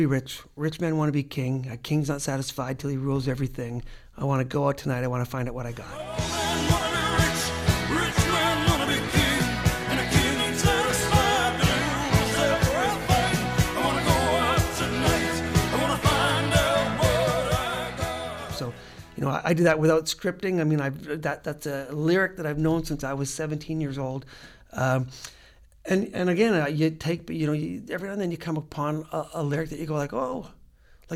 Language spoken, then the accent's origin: English; Regina, Saskatchewan, Canada; I was from Regina, Saskatchewan, and going to a middle class high school